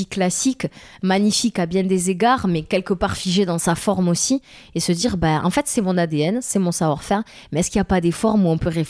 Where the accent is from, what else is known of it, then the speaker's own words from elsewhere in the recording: southern France, France; accent: Southern French; à chaque fois que j'arrivais avec mon accent du Sud euh, en réunion un peu importante pédagogique